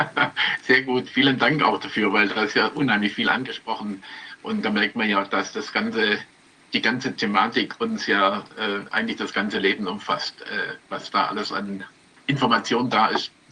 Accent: Stuttgart, Baden-Württemberg, Germany; Ich bin Stuttgarter, ich bin in Stuttgart geboren und habe äh, mein ganzes Leben lang in Stuttgart zugebracht.

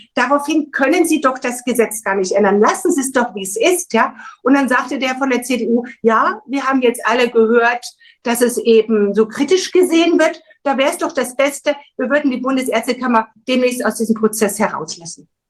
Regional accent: Thuringia, Germany; moved away; also born or lived in Baden-Württemberg; Ich komme ursprünglich aus der DDR, bin in Thüringen geboren.

